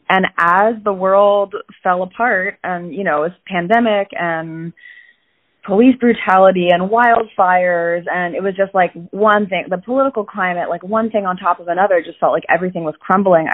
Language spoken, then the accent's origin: English; Falls Church, Virginia, United States; now in New York City, United States; I grew up in Falls Church, Virginia, which is right outside of D.C.